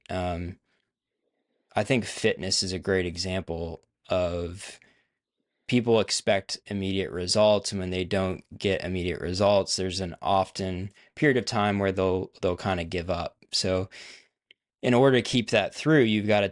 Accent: Pennsylvania, United States; moved away as an adult; now in Nashville, United States; I grew up in Pennsylvania. So a northerner at heart. I now live in the South, so I'm in Nashville, Tennessee.

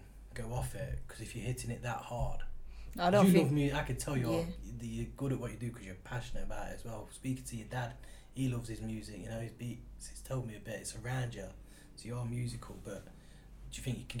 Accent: Nottingham, East Midlands, United Kingdom; I've come into Birmingham from, you know, because I'm from Nottingham

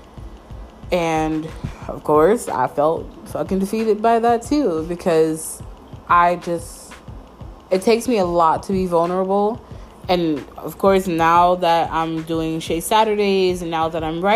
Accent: Mount Vernon, New York, United States; moved away as an adult; I haven't lived in New York City or like in my hometown of Mount Vernon for 6 years.

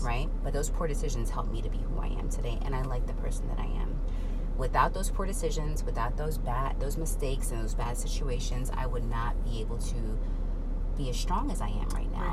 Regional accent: New York, United States; I grew up in New York

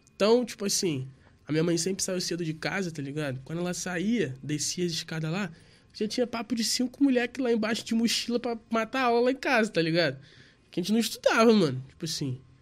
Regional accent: Rio de Janeiro, Brazil; Eu sou do Rio de Janeiro

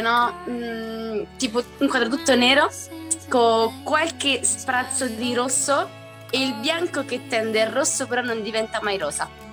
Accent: Rieti, Lazio, Italy; I'm twenty-three years old e vengo da Rieti

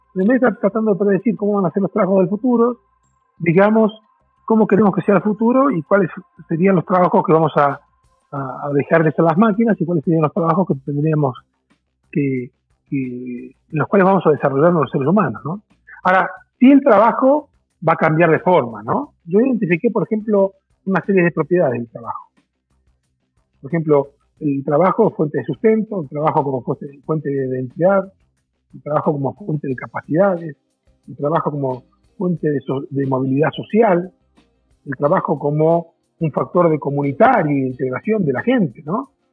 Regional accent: Argentina; moved away as an adult; also born or lived in Brazil; now in Mexico; Yo soy argentino, hace 17 años que en México.

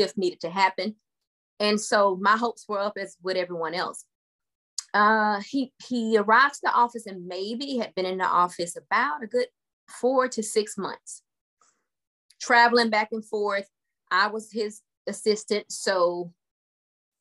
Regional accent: Griffin, Georgia, United States; now in Conyers, United States; I'm from Griffin, Georgia, originally is where I'm from. I still reside in Georgia, but in a town about an hour and 15 minutes away from Griffin called Conyers

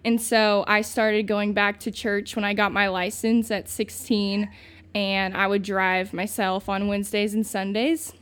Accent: Santa Claus, Indiana, United States; moved away; I'm from Santa Claus, Indiana, originally

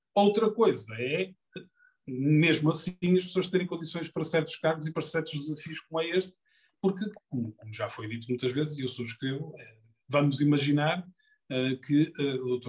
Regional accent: Porto, Norte, Portugal; eu sou do Porto, nasci no Porto, vivi no Porto, vivo no Porto

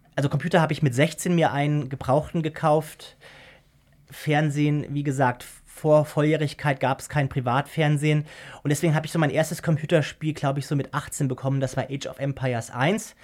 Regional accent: Germany; also born or lived in Austria; Man wird als Deutscher in Österreich sofort als Deutscher entlarvt.

